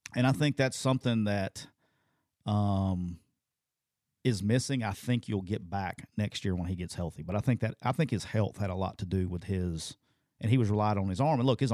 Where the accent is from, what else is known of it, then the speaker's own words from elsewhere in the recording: Alabama, United States; I'm from Alabama.